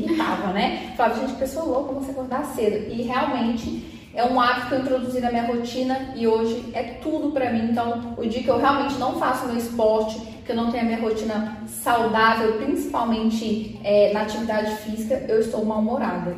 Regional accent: Minas Gerais, Brazil; accent: mineiro; also born or lived in Belo Horizonte; now in São Paulo, Brazil; porque meu sotaque, assim, ele me entrega de cara. Eu sou mineira

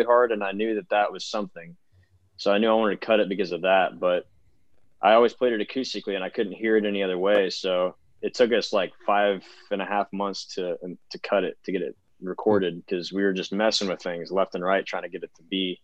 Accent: Central Illinois, United States; moved away as an adult; now in Nashville, United States; I'm from Central Illinois. So cornfields, basically. The biggest town close to where I'm from is Peoria, Illinois.

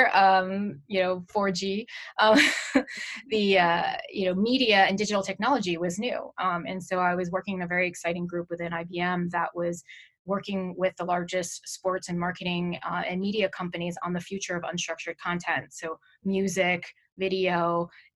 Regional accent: New York, United States; I'm born and raised in New York, in the Manhattan area

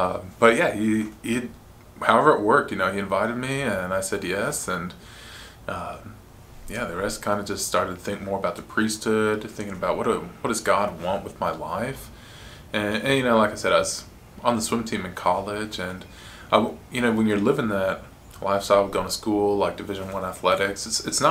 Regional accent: Phoenix, Arizona, United States; also born or lived in Pittsburgh; I'm born and raised in Phoenix, Arizona. I grew up here

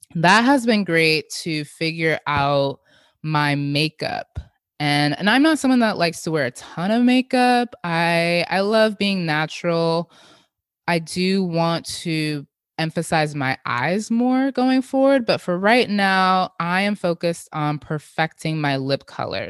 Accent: Jamaica; as a Jamaican, we have a lot of blending in our cuisines that I grew up

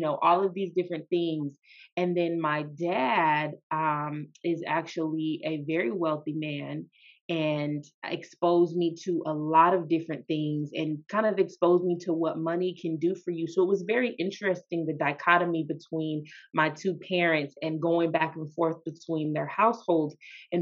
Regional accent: Sacramento, California, United States; now in Bay Area, United States; I'm from Sacramento, California. I am a California girl

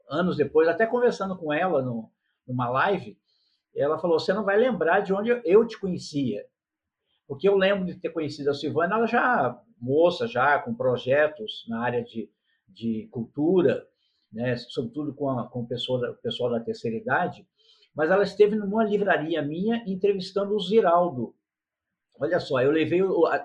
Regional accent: São Paulo, Brazil; also born or lived in Rio de Janeiro; now in Petrópolis, Brazil; Eu nasci no estado do Rio de Janeiro, fui criado em São Paulo, quer dizer, morei alguns anos em São Paulo, depois vim para Petrópolis.

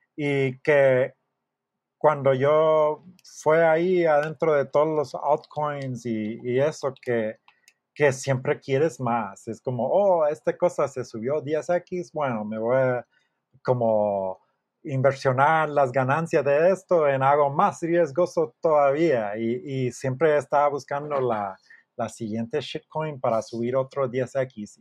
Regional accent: Miami, Florida, United States; Spanish is a second language; moved away as an adult; also born or lived in Austin, Texas / Houston, Texas; now in Mexico; yo soy de Miami

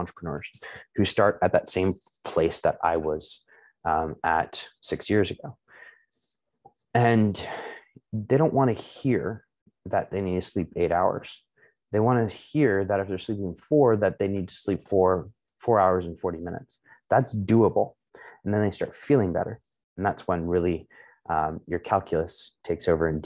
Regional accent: Chicago, Illinois, United States; I was born in Chicago, but like my ancestral heritage is a amalgamation of Eastern European

